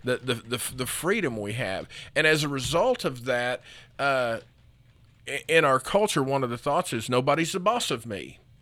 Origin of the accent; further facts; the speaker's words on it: United States; as an American and as a Christian, you know, I'm taught to be independent